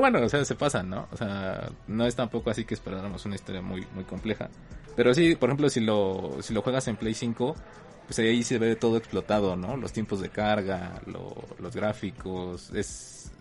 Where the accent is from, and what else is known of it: Mexico